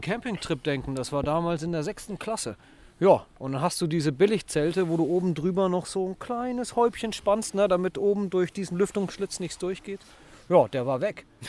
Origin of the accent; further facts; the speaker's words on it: Netherlands; bei uns in Holland